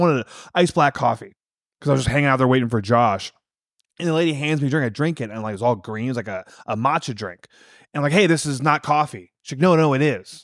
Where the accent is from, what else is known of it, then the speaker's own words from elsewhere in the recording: Wisconsin, United States; I'm from Wisconsin